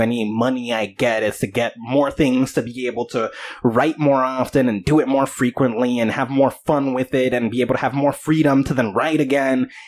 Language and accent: English; New Jersey, United States; I am come from Jersey, dude. Everybody swears they're a rapper over here